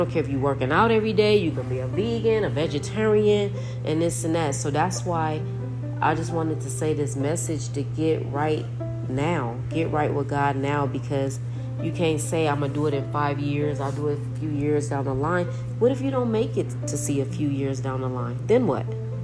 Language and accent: English; Los Angeles, California, United States; I'm from Los Angeles